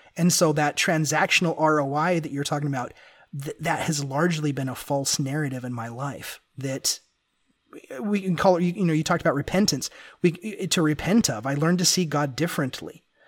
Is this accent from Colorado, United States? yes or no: no; Memphis, Tennessee, United States; also born or lived in Ventura, California; I grew up in Memphis, Tennessee